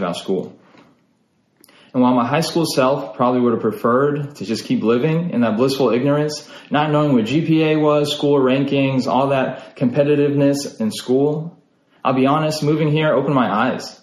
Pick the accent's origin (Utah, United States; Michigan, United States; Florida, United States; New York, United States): Utah, United States; now in Texas, United States; I'm actually originally from Utah. I was born and raised in a small town in Utah